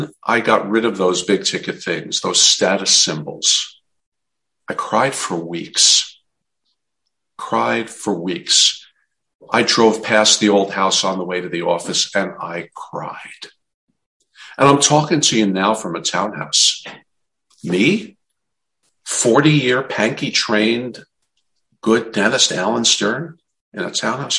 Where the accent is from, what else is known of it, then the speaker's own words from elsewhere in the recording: New Jersey, United States; I'm from New Jersey